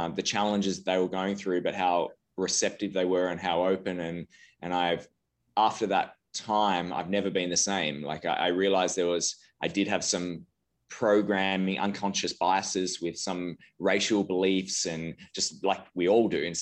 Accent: Australia; moved away as an adult; now in Aspen, United States; I'm originally from Australia. I now live in Aspen, Colorado. I moved over 5 years ago for business

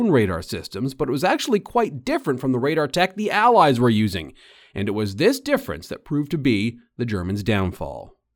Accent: Canada; Like, okay, I'm from Canada, but this is cold.

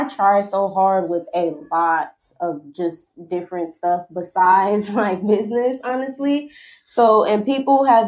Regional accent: Milwaukee, Wisconsin, United States; moved away; my hometown, which is Milwaukee, Wisconsin

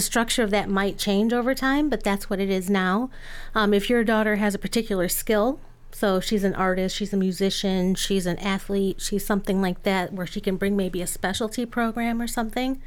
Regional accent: Lansing, Michigan, United States; I grew up in Lansing

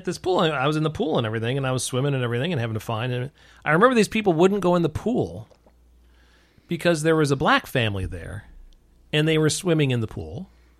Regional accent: New York, United States; where I grew up in New York

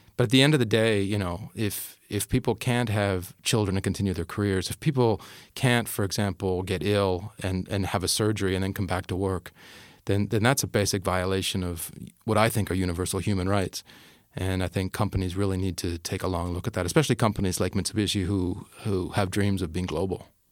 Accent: Canada; moved away; I'm Canadian.

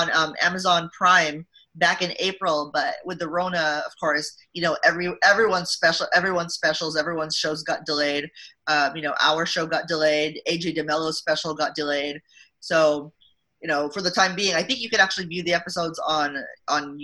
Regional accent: Hayward, California, United States; I'm from fucking Hayward. Like, I grew up in Hayward.

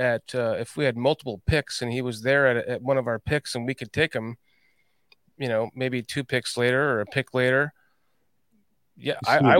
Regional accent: Northern Illinois, United States; now in Georgia, United States; And I live in Georgia. I can't believe I live in Georgia. I'm from Northern Illinois and I live in Georgia.

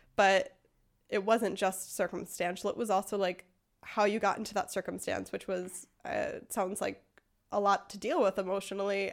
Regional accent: United States; now in Freiburg, Germany; I am an American living in Freiburg, Germany

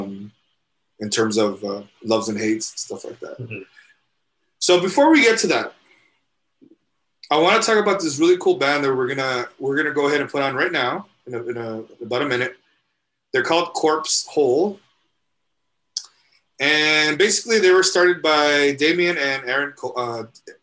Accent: El Paso, Texas, United States; we're from El Paso, so we have to eat menudo

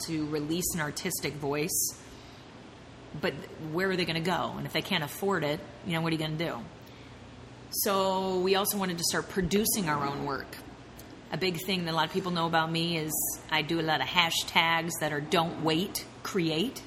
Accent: Seattle, Washington, United States; I was born and raised in Seattle

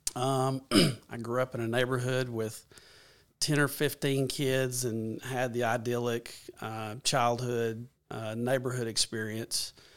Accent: Paragould, Arkansas, United States; I, I born and raised in Pearlwood, Arkansas

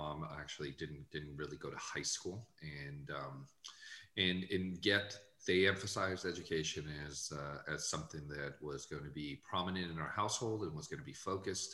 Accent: San Jose, California, United States; also born or lived in Guadalajara, Mexico; now in Arizona, United States; I left when I was five, and really I grew up in San Jose

